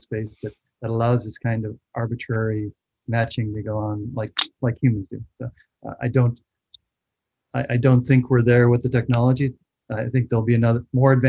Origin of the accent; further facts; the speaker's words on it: Chicago, Illinois, United States; moved away; I grew up in Chicago, and I was back there last Thanksgiving